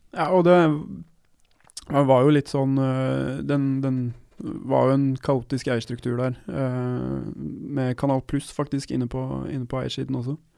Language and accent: Norwegian; Norway; jeg kommer fra Norge.